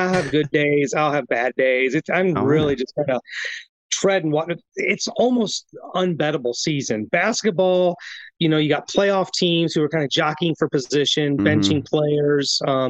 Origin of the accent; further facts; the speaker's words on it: Ohio, United States; moved away; I was born in Ohio. I grew up in Ohio. I graduated high school. I know Ohio very well.